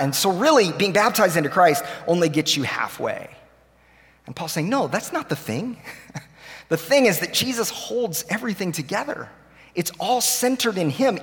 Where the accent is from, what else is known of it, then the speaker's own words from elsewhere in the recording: Tulsa, Oklahoma, United States; moved away as an adult; now in Nashville, United States; we grew up here in Tulsa